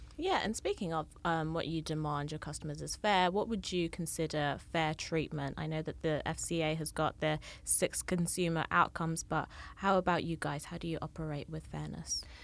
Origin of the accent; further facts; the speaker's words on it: Kenya; moved away; I'm from Kenya originally